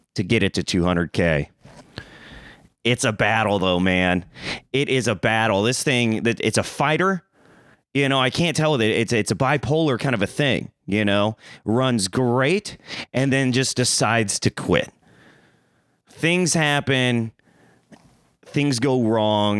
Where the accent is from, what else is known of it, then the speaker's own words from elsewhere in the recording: Springfield, Missouri, United States; moved away; I'm coming from Missouri, baby. Springfield Mo